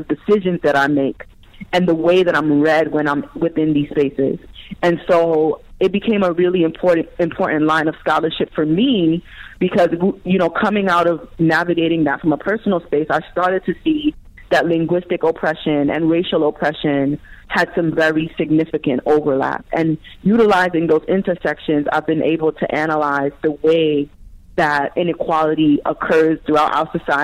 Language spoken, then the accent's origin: English; New York City, New York, United States; I was born and raised in Brooklyn, New York